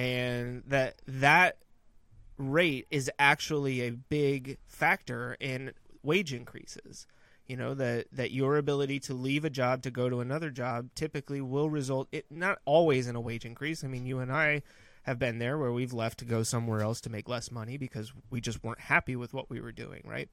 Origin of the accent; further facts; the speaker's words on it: Northern California, United States; now in North Carolina, United States; growing up in Northern California